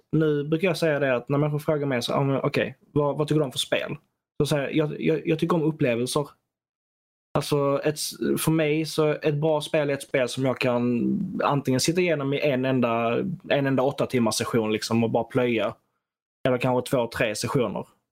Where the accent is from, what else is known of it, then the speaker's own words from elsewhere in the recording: Sweden; som svensk